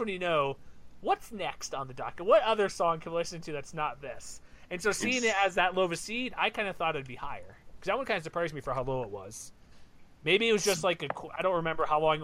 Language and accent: English; Houston, Texas, United States; I grew up in Houston